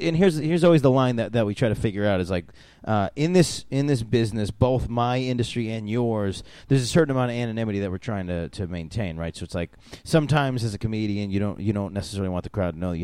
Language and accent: English; Syracuse, New York, United States; also born or lived in Albany, New York; So I'm from upstate New York. I was born in Albany. I was raised in Syracuse.